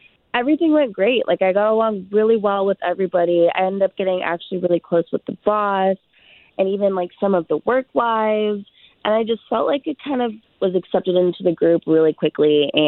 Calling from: Longwood, Florida, United States; I'm calling from Longwood.

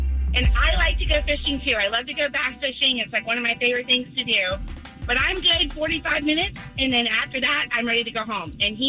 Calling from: Longwood, Florida, United States; I'm calling from Longwood, Florida.

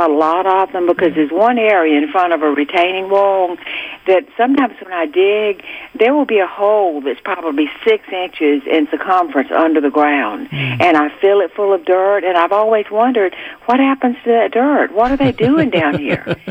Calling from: Georgia, United States; also born or lived in South Carolina; we moved here 30 years ago from South Carolina.

